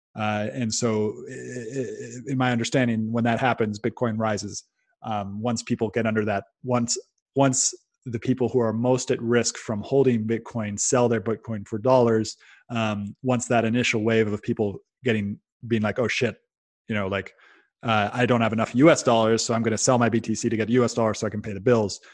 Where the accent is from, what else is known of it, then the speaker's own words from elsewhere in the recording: Silicon Valley, California, United States; I'm come from the Silicon Valley